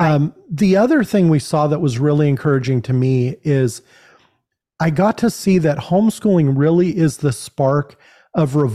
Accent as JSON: {"language": "English", "region": "California", "country": "United States", "said": "We come from California."}